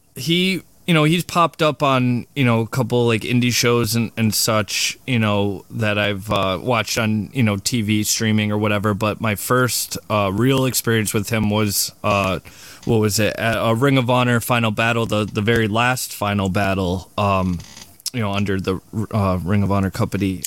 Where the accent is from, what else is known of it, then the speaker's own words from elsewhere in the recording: Australia; I was born in Australia